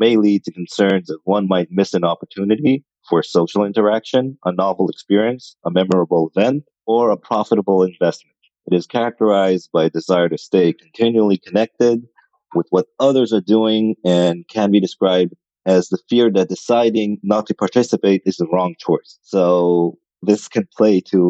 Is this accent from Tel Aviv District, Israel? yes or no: yes; Tel Aviv, Tel Aviv District, Israel; I'm from Tel Aviv as well